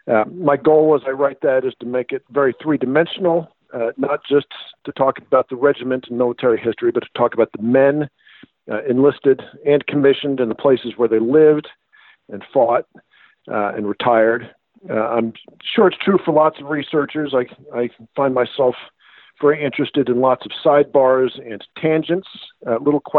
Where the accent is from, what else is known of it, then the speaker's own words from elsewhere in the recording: Chester County, Pennsylvania, United States; So I uh, uh, grew up in Pennsylvania. Uh, I grew up in Chester County, which is uh, southeastern Pennsylvania, a, a uh, very historic area, one of William Penn's three original counties.